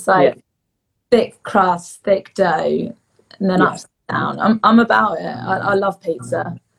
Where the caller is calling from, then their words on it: Brighton, South East England, United Kingdom; I am joining you from my home in Brighton in England.